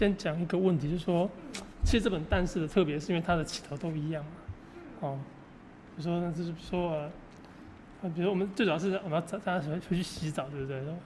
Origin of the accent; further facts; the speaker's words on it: Taiwan; 我们台湾的设定是这样